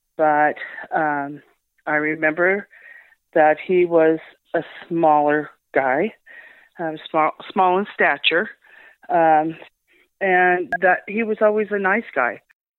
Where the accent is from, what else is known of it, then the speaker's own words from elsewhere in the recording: Yreka, California, United States; I grew up in Yreka, California. I moved there when I was 8, and I went to elementary school and high school there.